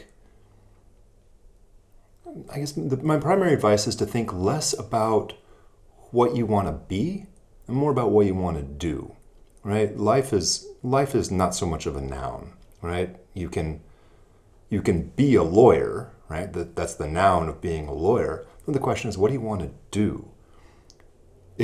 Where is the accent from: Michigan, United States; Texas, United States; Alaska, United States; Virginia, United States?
Alaska, United States; moved away; also born or lived in Iowa; I continued my law practice back in my home state of Alaska